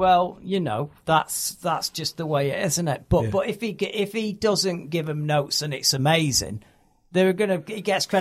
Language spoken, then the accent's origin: English; Manchester, North West England, United Kingdom; I'm from Manchester. We don't have theatres.